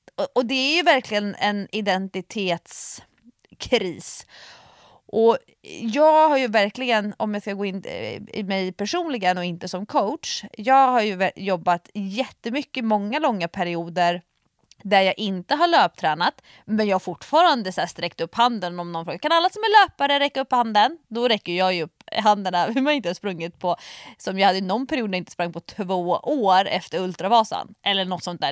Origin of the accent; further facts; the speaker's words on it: Nacka, Stockholm County, Sweden; i Nacka där jag är uppvuxen